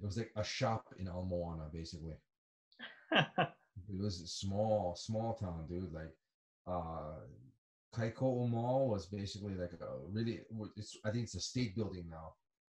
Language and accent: English; Hilo, Hawaii, United States; moved away as an adult; also born or lived in Atlanta, Georgia / Colorado; now in Japan; I'm from Hilo. I'm from the Big Island. Hilo is the east side. It's the rainy side.